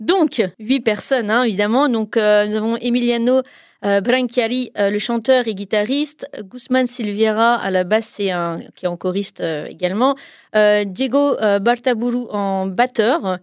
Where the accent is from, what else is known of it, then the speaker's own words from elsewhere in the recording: France; chez nous en France